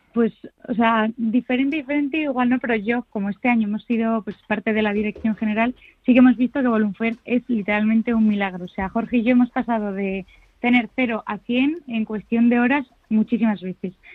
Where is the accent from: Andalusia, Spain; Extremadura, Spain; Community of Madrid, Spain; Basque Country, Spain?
Community of Madrid, Spain; Madrid; quienes somos de Madrid